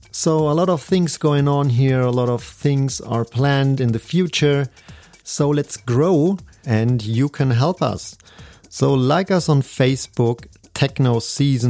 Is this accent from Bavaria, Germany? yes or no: yes; Munich, Bavaria, Germany; English is a second language; I'm from Germany, Munich. So English is not my native, as you can hear.